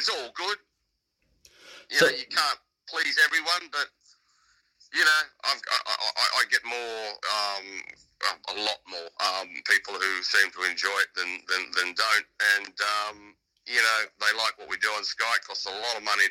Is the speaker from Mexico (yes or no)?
no; Australia; now in United Kingdom; As an Australian